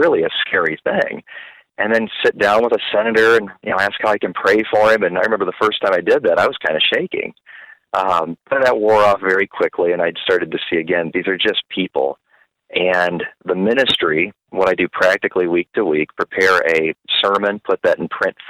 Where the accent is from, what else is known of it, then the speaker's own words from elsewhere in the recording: Peoria, Illinois, United States; now in Springfield, United States; I grew up in Peoria, so I'm familiar with Illinois